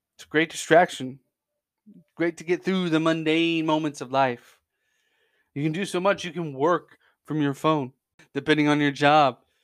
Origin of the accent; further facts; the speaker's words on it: Central Indiana, United States; born and raised in Central Indiana